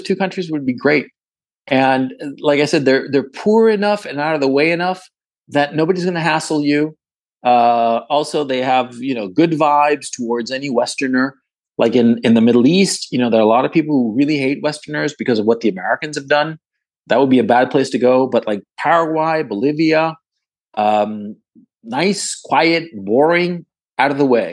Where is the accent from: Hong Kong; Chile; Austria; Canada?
Chile; also born or lived in Ecuador; I'm from Chile